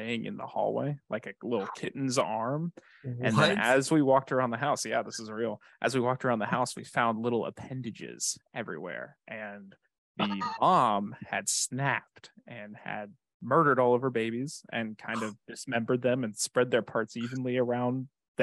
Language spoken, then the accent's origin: English; South Carolina, United States; moved away; I'm originally from South Carolina